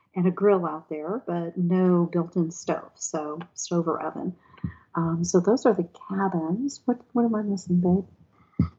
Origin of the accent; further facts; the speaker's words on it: Texas, United States; moved away as an adult; also born or lived in Arlington, Virginia; now in Mayodan, United States; being a Texas girl and moving here from Texas to do this